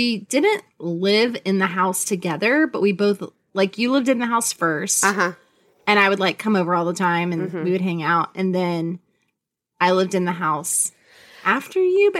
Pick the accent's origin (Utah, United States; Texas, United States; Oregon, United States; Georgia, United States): Texas, United States; Houston; we're from Houston